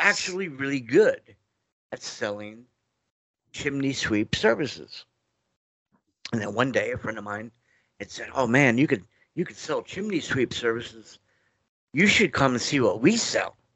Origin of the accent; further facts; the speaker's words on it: New York, United States; Being a New Yorker